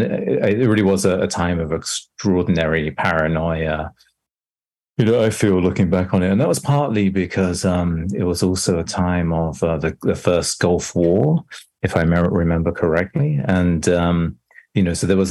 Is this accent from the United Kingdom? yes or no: yes; England, United Kingdom; moved away as an adult; now in New York, United States; I grew up in England, but I've lived in New York and USA for most of the last 25 years